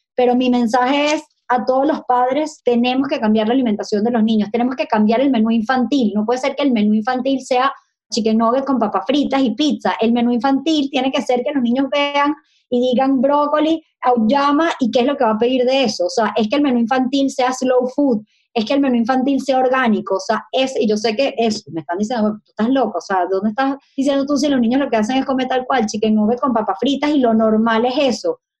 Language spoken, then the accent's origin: Spanish; Caracas, Capital District, Venezuela; moved away; Yo estudio en la central, yo soy súper usevista